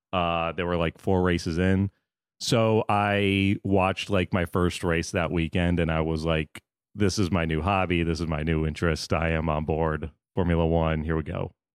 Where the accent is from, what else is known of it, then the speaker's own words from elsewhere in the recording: Florida, United States; also born or lived in New York; now in Los Angeles, United States; I grew up in Florida, so I was a Marlins fan, lived in New York